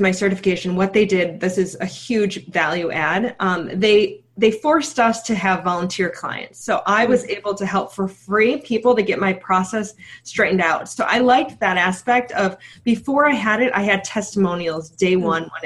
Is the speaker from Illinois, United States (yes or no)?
yes; Chicago, Illinois, United States; So I'm from Chicago, but I'm also from the suburbs.